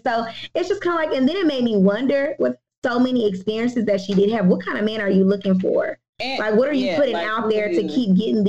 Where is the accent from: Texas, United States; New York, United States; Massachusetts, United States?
Texas, United States; Houston; Like we were raised, I don't know, I'm a Houstonian. I was raised in the South. My dad's from Georgia.